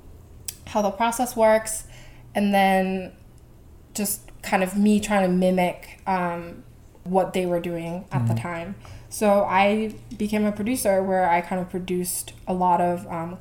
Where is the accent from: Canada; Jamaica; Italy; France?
Canada; Vancouver, British Columbia; moved away as an adult; also born or lived in Korea; now in New York, United States; I grew up in Korea, and then I moved to Vancouver, where I grew up most of my life